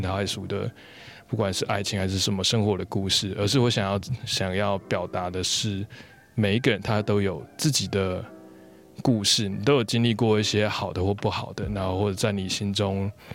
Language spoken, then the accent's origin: Chinese; Yilan County, Taiwan; moved away; 我离开台， 离开宜兰 但是我在回去宜兰的时候，嗯。变成是用另外一种方式在认识我的家乡